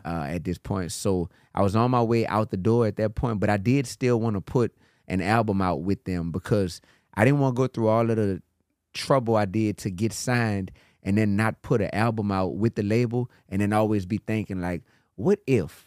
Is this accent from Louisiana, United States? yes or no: yes; New Orleans, Louisiana, United States; I grew up in New Orleans